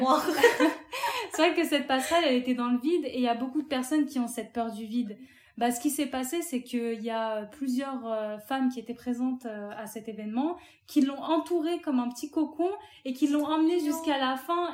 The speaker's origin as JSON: {"language": "French", "country": "France", "tie": "born or raised there", "said": "je suis algérienne, mes parents sont tous les deux algériens. Je suis née en France"}